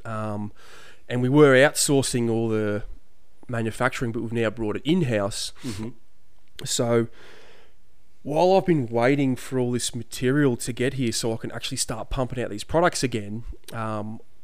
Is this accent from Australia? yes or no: yes; Sydney, New South Wales, Australia; also born or lived in Clovelly; I was born in Sydney, the like Eastern Beaches sort of way. So yep. Like I grew up in Bondi.